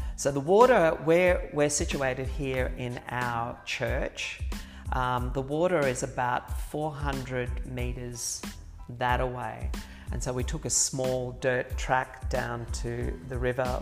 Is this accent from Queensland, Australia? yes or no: yes; Brisbane, Queensland, Australia; also born or lived in Ipswich, Queensland; we moved to Brisbane when I was three, so for all intents and purposes, I I grew up yeah. in Brisbane